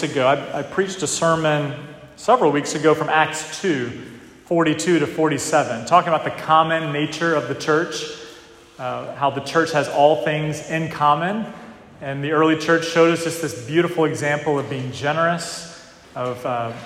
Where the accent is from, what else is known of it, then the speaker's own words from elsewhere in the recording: North Carolina, United States; moved away as an adult; now in New England, United States; down south, where I grew up in North Carolina.